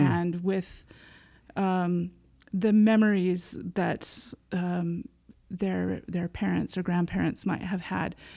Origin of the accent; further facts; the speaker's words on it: United States; moved away as an adult; also born or lived in Provo, Utah / Anoka, Minnesota / Fullerton, California / Norway; now in London, United Kingdom; I was born in Provo okay. um, and then grew up in Anoka, Minnesota and Fullerton, California